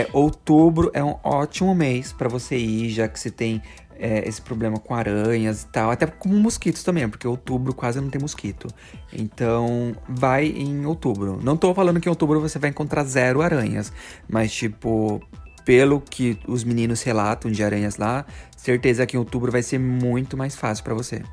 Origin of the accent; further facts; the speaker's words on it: Brazil; moved away; A gente vem do Brasil